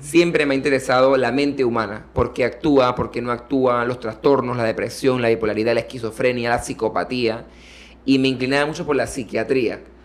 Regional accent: Panama; como panameño que quiere tener hijos y quiere una familia

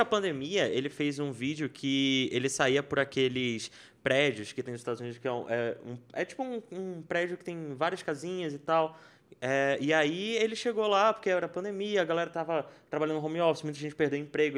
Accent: Brazil; sou do Brasil

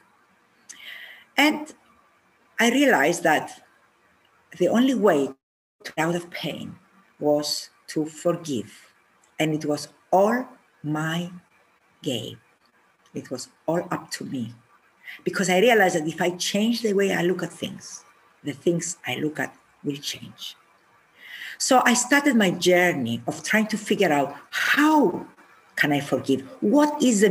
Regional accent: Cyprus; I am from Cyprus

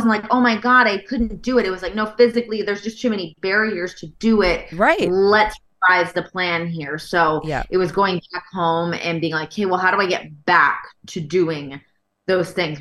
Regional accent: Canada; moved away as an adult; also born or lived in Toronto / Los Angeles; as a Canadian.

